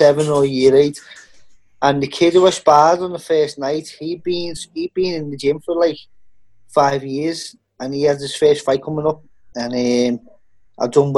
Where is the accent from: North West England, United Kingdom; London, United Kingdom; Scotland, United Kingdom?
North West England, United Kingdom; Liverpool; I'm from Liverpool, the very centre, just outside the city centre of Liverpool. That's where I'm from, Liverpool, England.